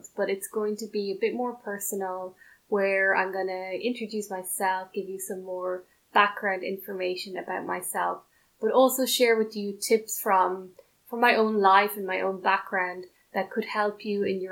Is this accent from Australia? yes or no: no; Ireland; first language English; also born or lived in China / Belgium / France; I am originally from Ireland. I speak English as my first language.